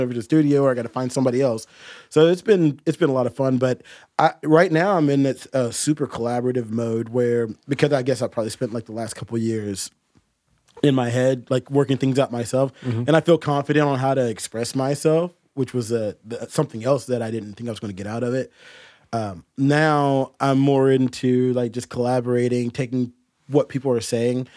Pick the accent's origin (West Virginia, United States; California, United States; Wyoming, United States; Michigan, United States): West Virginia, United States; Huntington; now in Morgantown, United States; I was born in Huntington, or I was born in Morgantown, but I was raised in Huntington, so I've lived in West Virginia pretty much my whole life.